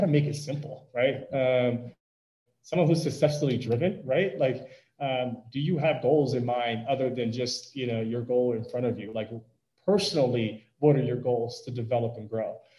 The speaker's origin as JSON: {"language": "English", "town": "Wheeling", "region": "Illinois", "country": "United States", "tie": "born or raised there", "said": "growing up in Chicago"}